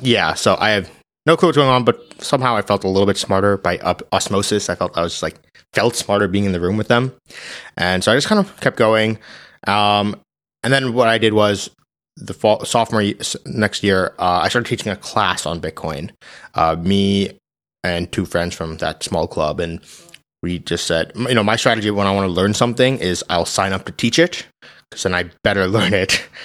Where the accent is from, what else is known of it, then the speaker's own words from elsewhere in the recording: New Jersey, United States; I grew up in New Jersey